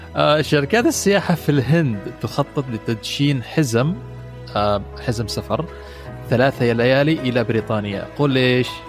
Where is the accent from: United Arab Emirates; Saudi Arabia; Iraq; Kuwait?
United Arab Emirates; عندنا في الامارات